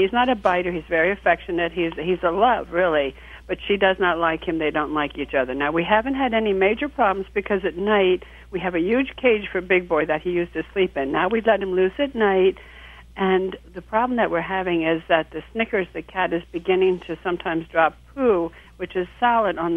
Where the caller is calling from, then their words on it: West Reading, Pennsylvania, United States; I'm calling from um, West Reading, Pennsylvania.